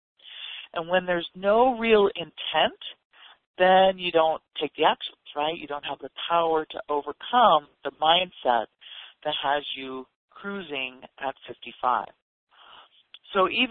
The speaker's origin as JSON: {"language": "English", "region": "Ontario", "country": "Canada", "tie": "born or raised there", "moved": "as an adult", "lives_now": "United States", "said": "I grew up in Canada and in Ontario"}